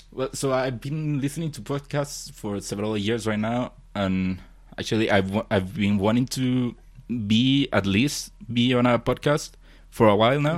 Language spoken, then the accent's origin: English; Chile; I'm from Chile